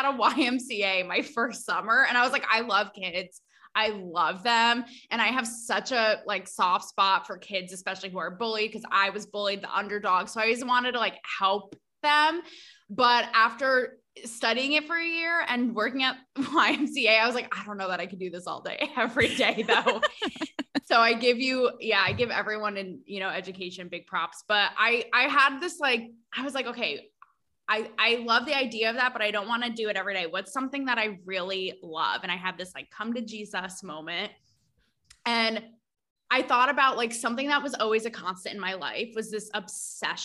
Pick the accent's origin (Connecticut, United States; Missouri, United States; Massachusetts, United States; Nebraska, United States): Connecticut, United States; New Fairfield; moved away as an adult; also born or lived in Los Angeles / Pennsylvania; I went to New Fairfield High School and then I went to Penn State